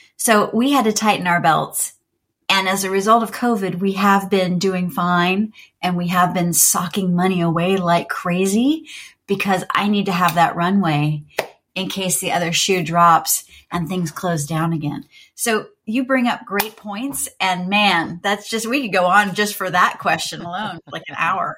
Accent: Jacksonville, Florida, United States; moved away; I grew up in Jacksonville, Florida

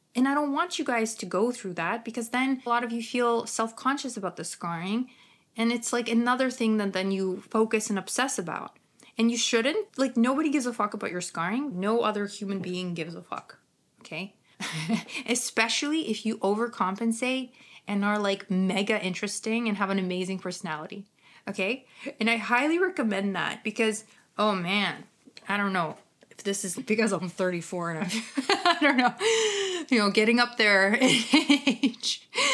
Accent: Ukraine; accent: Ukrainian; my Ukrainian accent

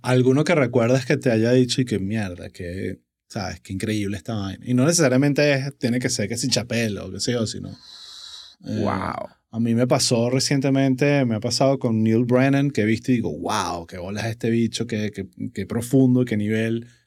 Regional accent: Venezuela; nuestra identidad como venezolanos

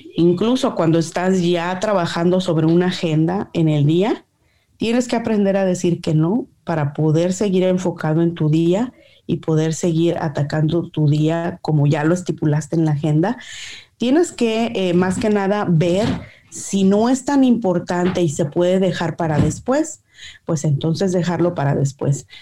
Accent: Mexico; como buena mexicana

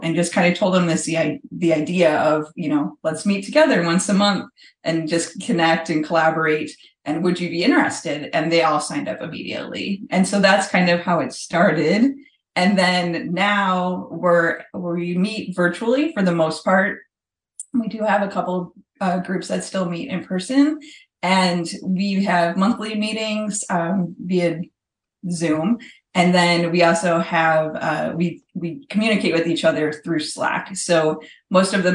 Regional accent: Chicago, Illinois, United States; moved away as an adult; now in Orlando, United States; I'm from Chicago

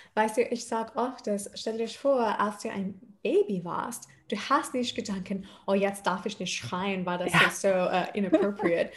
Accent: Adelaide, South Australia, Australia; German is a second language; moved away as an adult; also born or lived in Odenwald, Germany; now in Mannheim, Germany; ich bin in Australien aufgewachsen

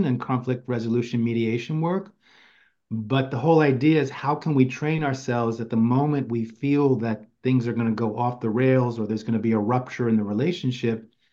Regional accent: New York City, New York, United States; since I've been a kid growing up in Queens, New York

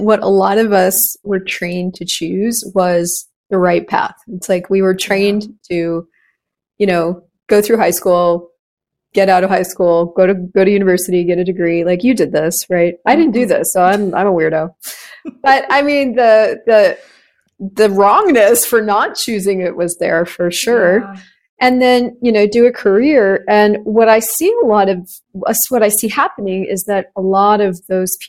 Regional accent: United States; I am actually American.

